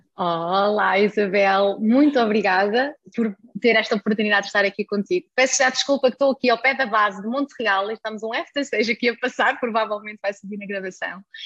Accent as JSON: {"language": "Portuguese", "country": "Germany", "tie": "born or raised there", "moved": "yes", "lives_now": "Portugal", "said": "nasci na Alemanha"}